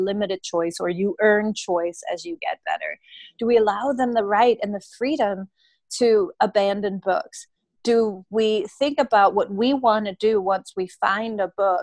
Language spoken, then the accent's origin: English; Denmark; now in United States; I grew up in Denmark, and in Denmark, our reading instruction was quite different than the one here in the U.S.